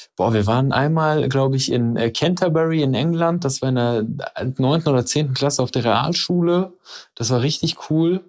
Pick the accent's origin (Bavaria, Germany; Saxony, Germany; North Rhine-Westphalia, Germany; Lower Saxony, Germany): North Rhine-Westphalia, Germany; Dorsten; moved away as an adult; also born or lived in Iran / Trier / Sweden; da bin ich aufgewachsen. Allerdings bin ich im Iran geboren. Die ersten fünf Jahre meines Lebens habe ich im Iran verbracht und dann bin ich in Dorsten aufgewachsen